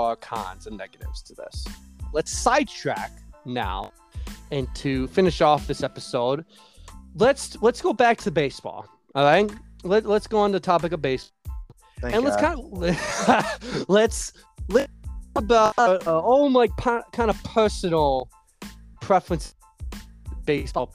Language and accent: English; Chicago, Illinois, United States; this is my hometown